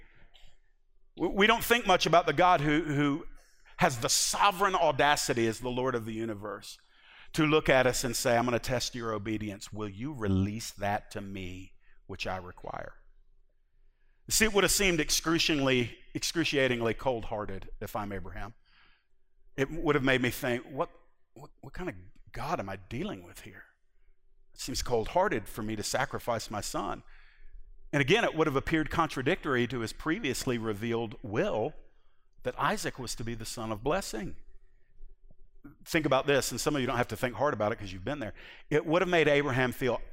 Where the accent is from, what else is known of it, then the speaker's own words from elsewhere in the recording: United States; American 21st century Christians